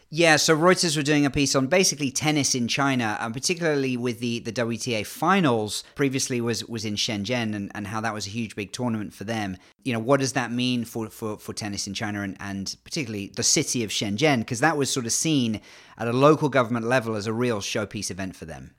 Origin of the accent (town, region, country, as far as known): England, United Kingdom; accent: English